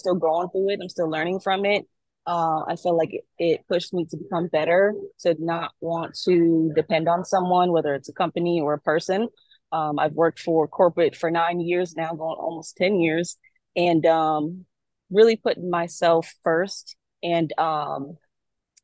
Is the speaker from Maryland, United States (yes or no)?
no; New York City, New York, United States; now in Tampa, United States; Brooklyn definitely raised me, but Tampa made me.